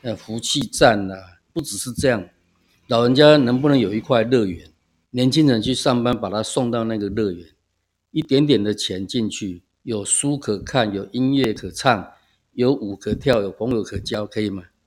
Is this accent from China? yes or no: no; Hualien County, Taiwan; moved away as an adult; also born or lived in Taipei; 那我爸爸是在前一年，我爸爸从福州过来，我是花莲生嘛。那我爸爸跟妈妈先后从家乡来到台湾，来的时候先住在屏东，然后再转到花莲来